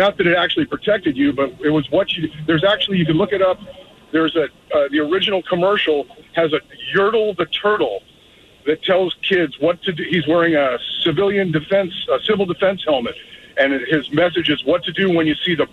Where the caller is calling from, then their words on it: Mission Viejo, California, United States; from Mission Viejo calling